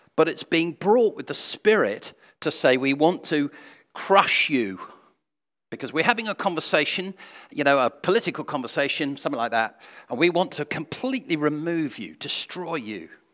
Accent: England, United Kingdom; I'm English

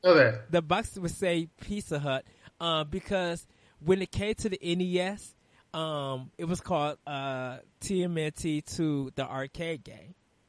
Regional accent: Chicago, Illinois, United States; since you're from New Jersey and I'm from Chicago

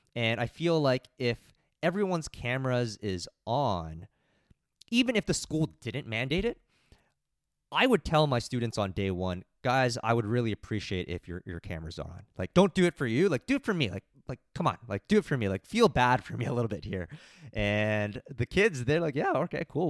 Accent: Mississauga, Ontario, Canada; I don't live too far away. I'm from Mississauga.

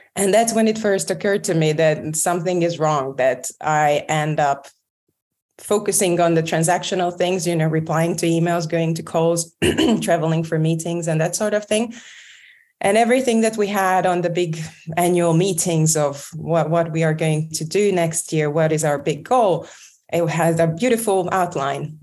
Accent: Budapest, Hungary; moved away as an adult; also born or lived in London; I moved back from London to Budapest

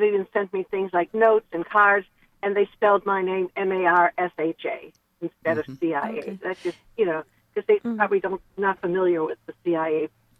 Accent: Buffalo, New York, United States; now in US South; Anyway, I'm originally from Buffalo, New York, and a lot of Polish people there.

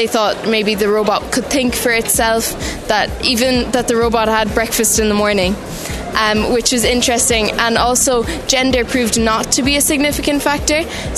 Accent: Sculvera, County Cork, Ireland; I'm from Sculvera, Cork.

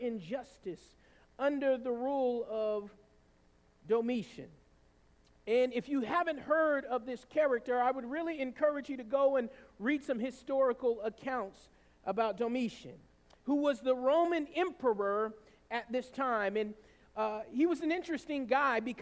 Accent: the South, United States; growing up in the South the way I did

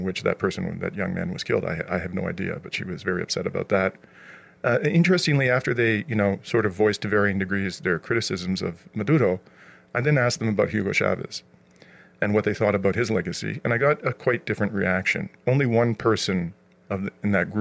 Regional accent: Canada; as a Canadian

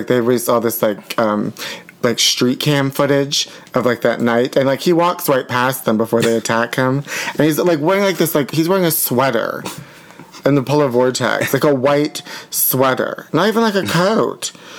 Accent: Pittsburgh, Pennsylvania, United States; now in Los Angeles, United States; he's from Pittsburgh and I'm from Pittsburgh.

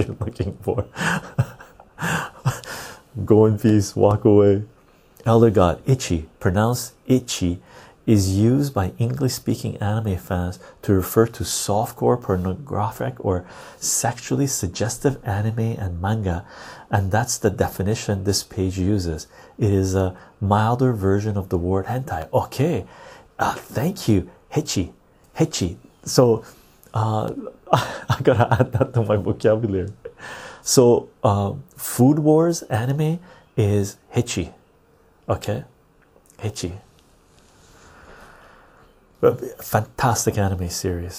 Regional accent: Canada; I'm Canadian.

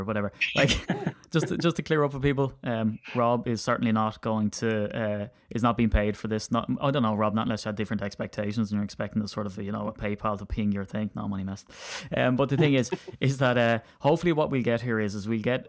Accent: Ireland; as an Irishman

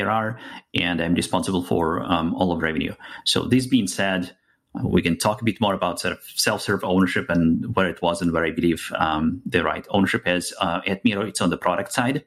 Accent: Russia; English is a second language; moved away as an adult; now in United States; As you can hear from my accent, I'm from outside of the US, moved to the US about 10 years ago. Before that, was born and raised in Russia

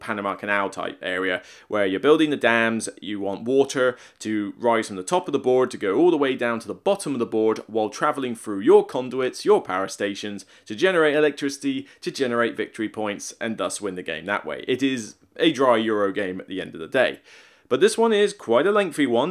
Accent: Somerset, South West England, United Kingdom; moved away; I'm from Somerset, Devon's next door

